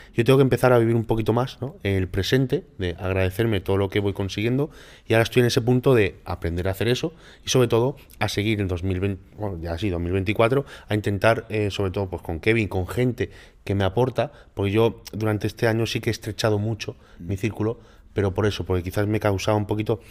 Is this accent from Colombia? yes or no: no; Málaga, Andalusia, Spain; soy de Málaga, soy